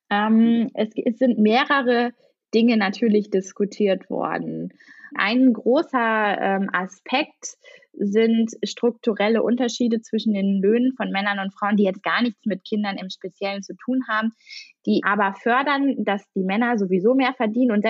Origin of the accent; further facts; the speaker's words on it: East Germany, Germany; born there; ich bin im Osten geboren, ziehe jetzt aber in den Westen.